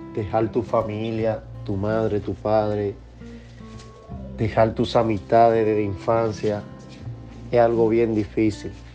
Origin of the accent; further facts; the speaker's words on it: Dominican Republic; moved away as an adult; now in United States; la comida dominicana, donde yo nací, donde yo crecí, donde yo disfruté la gran parte de mi juventud